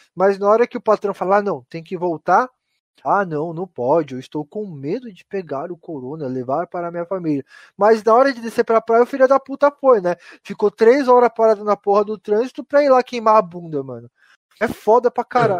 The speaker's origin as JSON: {"language": "Portuguese", "town": "Mauá", "region": "São Paulo", "country": "Brazil", "said": "Aqui a gente é de Mauá"}